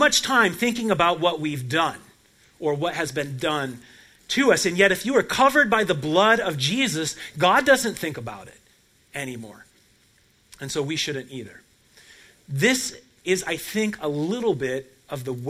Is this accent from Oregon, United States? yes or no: yes; Portland, Oregon, United States; moved away; Portland, Oregon, my hometown